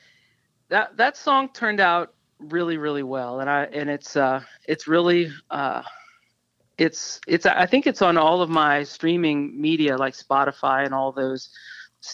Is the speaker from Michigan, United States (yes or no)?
no; New Orleans, Louisiana, United States; I am from New Orleans and I grew up there